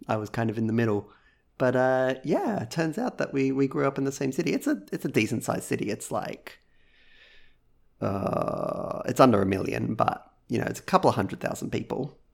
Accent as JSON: {"language": "English", "town": "Gold Coast", "region": "Queensland", "country": "Australia", "tie": "born or raised there", "moved": "yes", "lives_now": "Sydney, Australia", "said": "originally I'm from the Gold Coast, uh, which is just, just north into Queensland."}